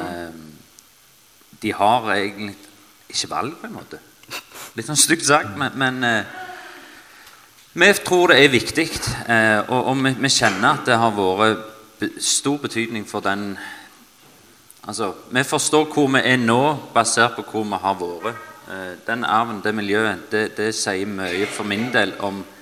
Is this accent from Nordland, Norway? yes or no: no; Stavanger, Rogaland, Norway; Jeg er eh, født og oppvokst i Stavanger